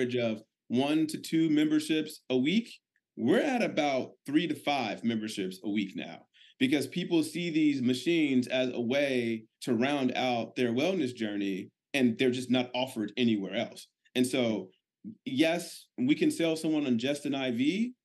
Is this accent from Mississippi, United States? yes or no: no; Chicago, Illinois, United States; now in Tampa, United States; I'm originally from Chicago, but we now live in Tampa, Florida